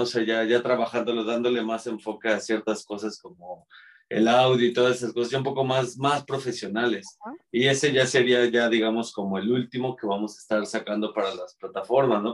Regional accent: Mexico City, Mexico; Somos los cuatro integrantes somos de aquí de la Ciudad de México

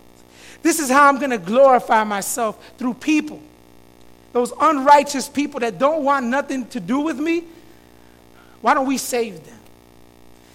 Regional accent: Florida, United States; now in Chicago, United States; Growing up in Florida, you go to elementary school until fifth grade

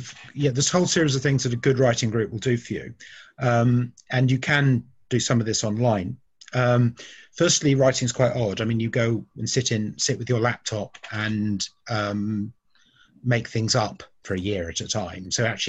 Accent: Bristol, South West England, United Kingdom; also born or lived in United States; now in London, United Kingdom; Well, although I was born in America, I came to Bristol when I was 2 years old, and I've lived all over the south of England, and I've been living in London since 1997.

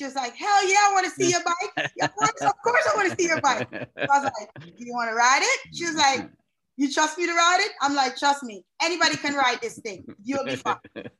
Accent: Jamaica; But, you know, growing up in Jamaica, it's a huge bike culture there.

